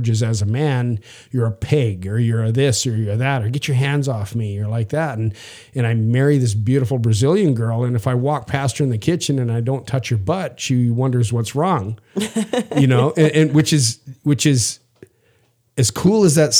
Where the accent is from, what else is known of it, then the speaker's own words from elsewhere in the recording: Saskatchewan, Canada; I'm from Canada and I'm from the prairie provinces, from Saskatchewan.